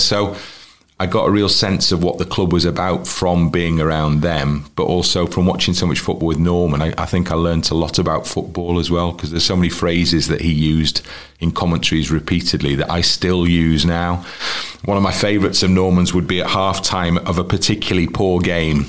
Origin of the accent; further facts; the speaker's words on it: Wrexham, Wales, United Kingdom; also born or lived in Liverpool; I'm a Wrexham fan, and that's because I grew up in Wrexham